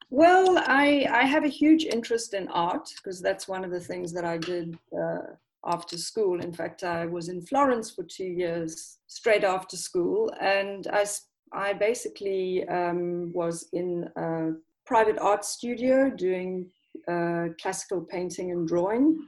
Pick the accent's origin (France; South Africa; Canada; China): South Africa; moved away as an adult; also born or lived in London; now in Italy; originally, I'm I'm actually from South Africa